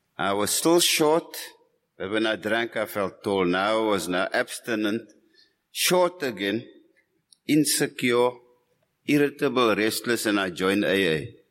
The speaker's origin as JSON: {"language": "English", "town": "Cape Town", "region": "Western Cape", "country": "South Africa", "said": "I'm from Cape Town"}